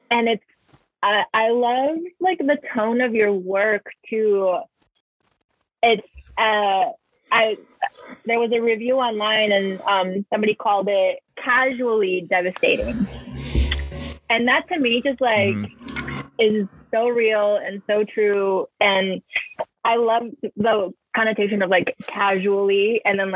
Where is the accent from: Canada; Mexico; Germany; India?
Mexico; English is a second language; now in United States; who would I be if I'd never left Mexico, you know, or like, who would I be if my mom didn't cross the border? Or like, who would I be if I felt comfortable with my native language